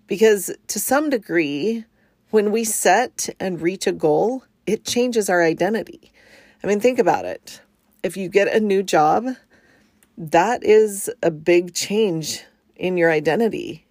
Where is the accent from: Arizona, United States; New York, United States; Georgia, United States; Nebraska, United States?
Arizona, United States; moved away as an adult; also born or lived in New Jersey; now in Washington, United States; I was born in New Jersey and my family moved to Arizona when I was pretty young. And so although I wasn't born there, I kind of feel like an Arizona native, and I lived there for most of my childhood